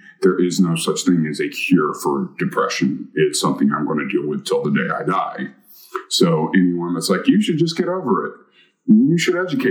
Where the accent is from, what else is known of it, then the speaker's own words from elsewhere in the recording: Chattanooga, Tennessee, United States; also born or lived in North Carolina; I claim Chattanooga as my hometown